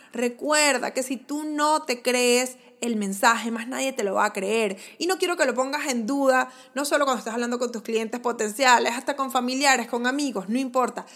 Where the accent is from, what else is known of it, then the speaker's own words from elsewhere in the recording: Venezuela; como en venezolano decimos chuleta